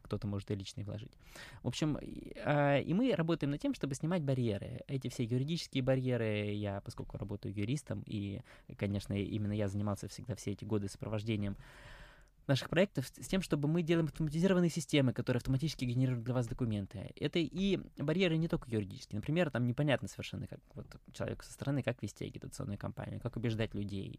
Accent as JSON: {"language": "Russian", "region": "Moscow", "country": "Russia"}